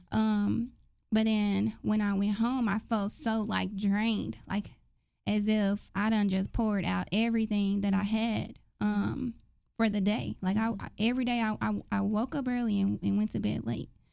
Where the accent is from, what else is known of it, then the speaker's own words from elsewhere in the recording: Dallas, Texas, United States; I grew up in South Dallas, right off uh, Hatcher and Fraser Court projects